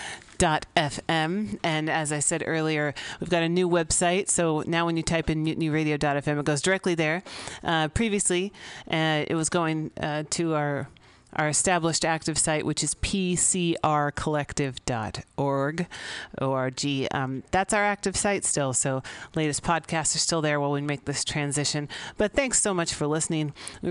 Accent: San Francisco, California, United States; we're very fortunate to be here in the Mission District of San Francisco, my hometown.

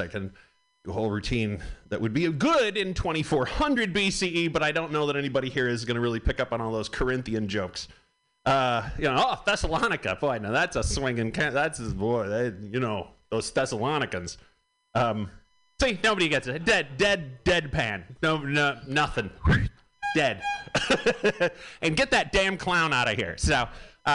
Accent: Michigan, United States; moved away; I am from Michigan

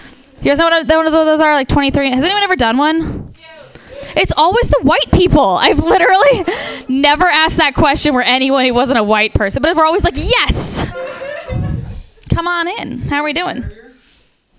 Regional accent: Ohio, United States; accent: nasally Midwestern; moved away; I am originally from Ohio

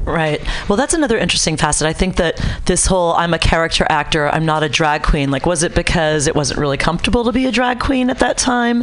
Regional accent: New Orleans, Louisiana, United States; moved away; also born or lived in New York; I grew up in New Orleans

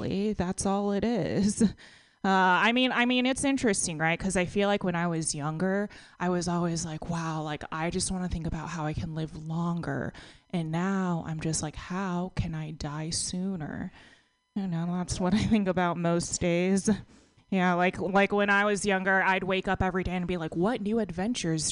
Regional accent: Texas, United States; now in California, United States; I grew up in a pretty conservative town in Texas

